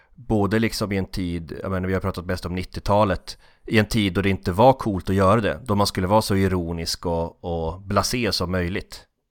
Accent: Norrland, Sweden; vi norrlänningar

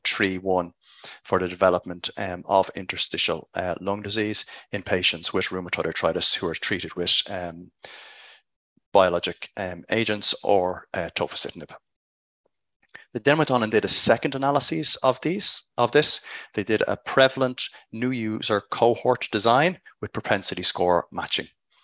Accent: Dublin, Leinster, Ireland; from Dublin, Ireland, reporting for RoomNow from ACR 2022.

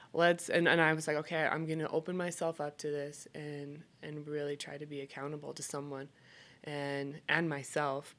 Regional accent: Idaho, United States; moved away as an adult; also born or lived in Alaska; now in Salt Lake City, United States; I hail from Idaho, and I will always claim Idaho as my home.

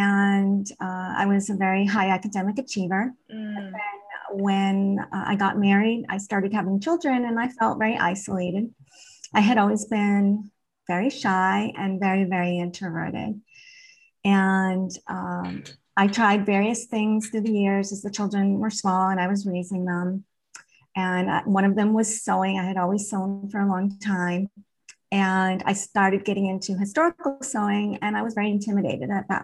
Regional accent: New England, United States; growing up in New England

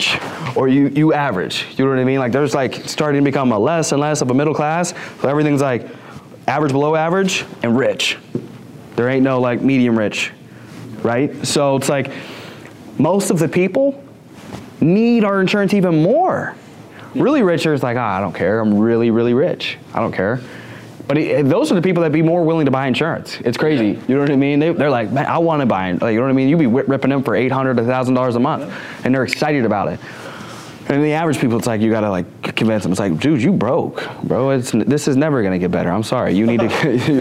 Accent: the South, United States; I'm from the South

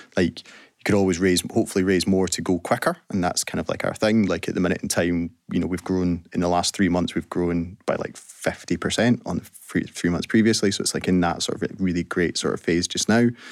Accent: Scotland, United Kingdom; as Scottish people

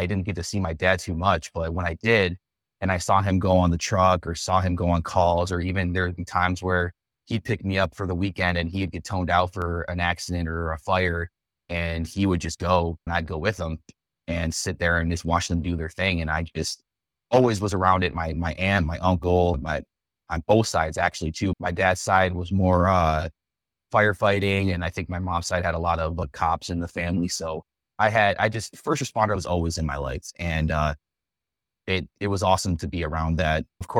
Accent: Buffalo, New York, United States; born and raised in Buffalo, Cheektowaga area. Grew up, born and raised in that area.

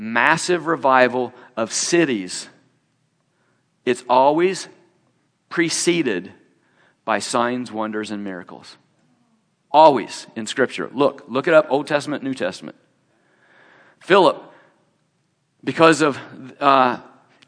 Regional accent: Indiana, United States; I'm from Indiana

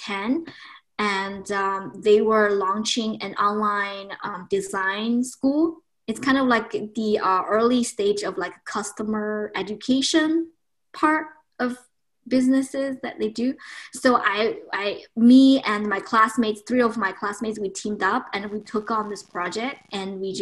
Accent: China; moved away as an adult; also born or lived in Boston, United States; now in Rhode Island, United States; I was born in China and I spent my first 20 some years back in China

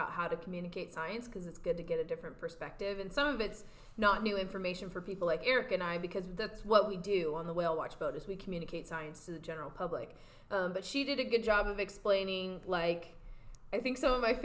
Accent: Portland, Oregon, United States; now in California, United States; growing up in the Portland metro area

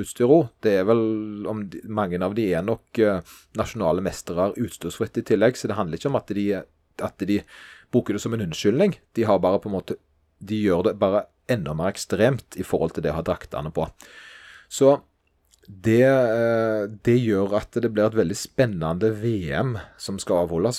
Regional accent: Stavanger, Rogaland, Norway; der jeg kommer fra, nemlig Stavanger

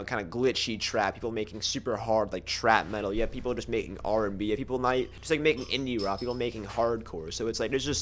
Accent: Woodstock, New York, United States; moved away as an adult; also born or lived in Manhattan, New York / California; now in New York City, United States; I'm from Manhattan originally. And then I moved upstate to like a really small little farmer town called Woodstock. And I was there for like, you know, most elementary school, middle school, high school.

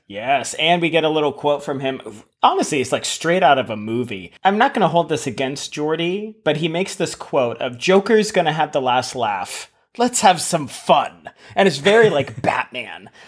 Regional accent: United States; I'm American

